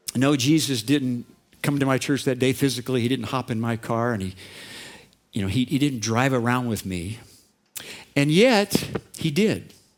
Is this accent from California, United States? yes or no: yes; Orange County, California, United States; I grew up in Orange County and kind of a modest home.